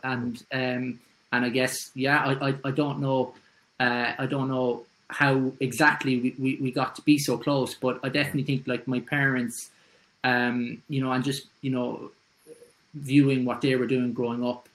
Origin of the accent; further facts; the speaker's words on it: Cork, Munster, Ireland; moved away as an adult; now in Dublin, Ireland; from Douglas in Cork. Yeah. And uh, I moved to Dublin in 2008